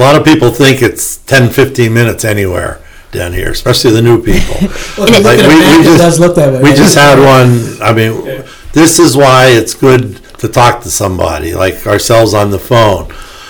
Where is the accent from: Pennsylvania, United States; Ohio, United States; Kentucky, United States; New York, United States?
Pennsylvania, United States; moved away; When I'm from Pennsylvania